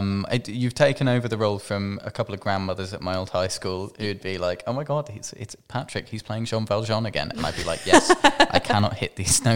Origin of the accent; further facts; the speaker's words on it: Manchester, North West England, United Kingdom; now in London, United Kingdom; Yeah, I'm from Manchester. I can say things like Bath. Or up, or if I try to stick my actual accent on, it sort of comes out a little more like that. But I'm in London, so it blends in.